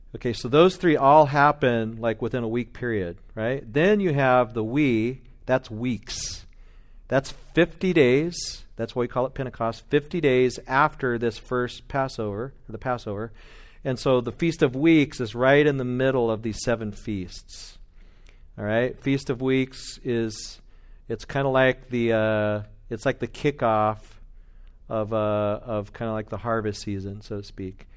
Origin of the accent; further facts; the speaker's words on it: Bakersfield, California, United States; I'm from Bakersfield.